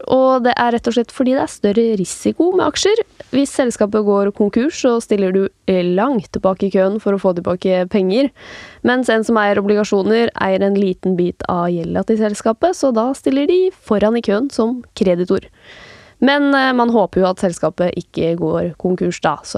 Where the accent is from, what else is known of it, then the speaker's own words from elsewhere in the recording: Norway; selv om jeg er norsk, så kan jeg handle på utenlandske børser?